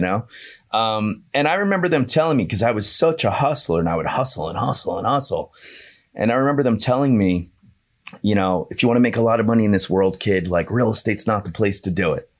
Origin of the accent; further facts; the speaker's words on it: Hazlet, New Jersey, United States; I grew up in a little town called Hazlitt, New Jersey.